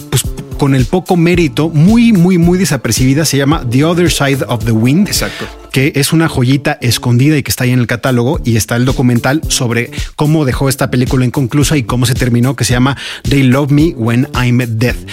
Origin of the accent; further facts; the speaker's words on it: Mexico; afectó a nuestro corazoncito nacionalista como buen mexicano, ¿no?